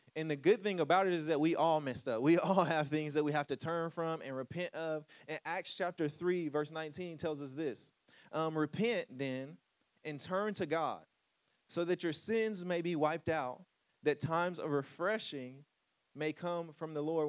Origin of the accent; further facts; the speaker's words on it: Louisiana, United States; moved away; I moved away from Louisiana